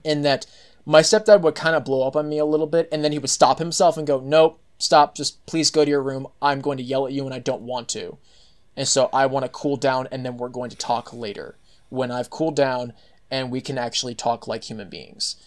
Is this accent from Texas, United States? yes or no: yes; Texas, United States; as a Texan